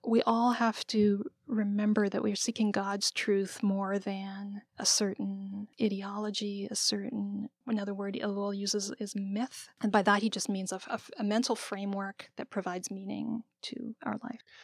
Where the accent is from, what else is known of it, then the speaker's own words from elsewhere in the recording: Canada; now in United States; I was born and raised in Canada